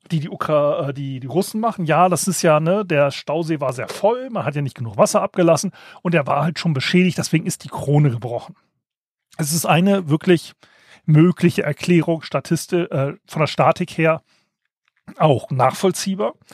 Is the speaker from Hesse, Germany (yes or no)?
yes; Hesse, Germany; Das Problem ist, ich komme aus der Gegend um die Edertalsperre.